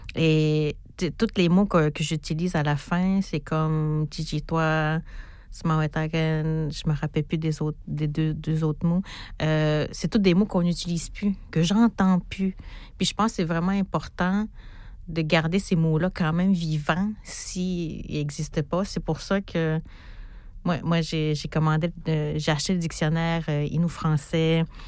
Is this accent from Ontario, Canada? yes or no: no; Natashquan, Quebec, Canada; Je viens d'Atashkwan